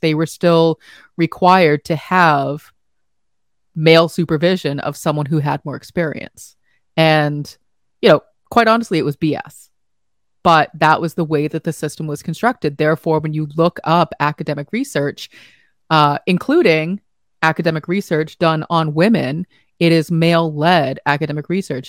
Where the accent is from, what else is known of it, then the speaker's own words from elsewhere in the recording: United States; as an American